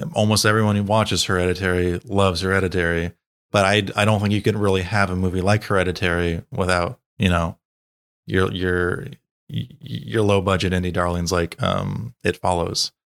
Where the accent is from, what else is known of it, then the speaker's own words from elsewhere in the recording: United States; as an American